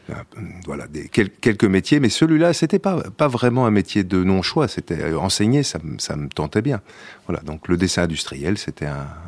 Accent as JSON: {"language": "French", "town": "Paris", "region": "Île-de-France", "country": "France", "tie": "born there", "said": "Oui, je suis né à Paris, en effet."}